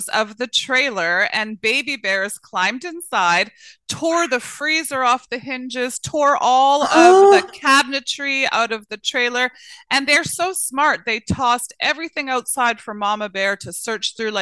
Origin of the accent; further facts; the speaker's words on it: British Columbia, Canada; I grew up right here, born and raised